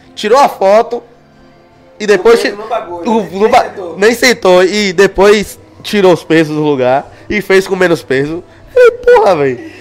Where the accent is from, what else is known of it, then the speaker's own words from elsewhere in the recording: Paulo Afonso, Bahia, Brazil; moved away; Eu sou de Paulo Afonso